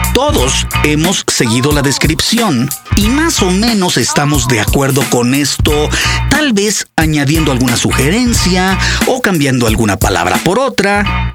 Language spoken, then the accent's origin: Spanish; Mexico; escribir respecto a la educación sexual en mi país